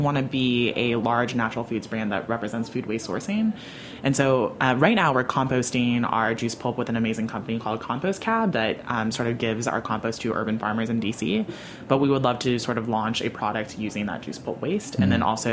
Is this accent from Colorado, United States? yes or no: yes; Colorado, United States; I grew up in Colorado